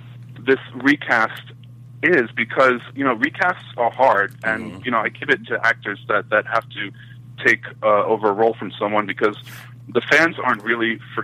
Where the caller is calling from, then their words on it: New York, United States; from New York.